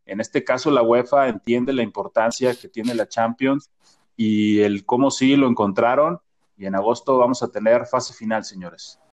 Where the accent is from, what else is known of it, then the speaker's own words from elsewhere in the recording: Mexico; todos como mexicanos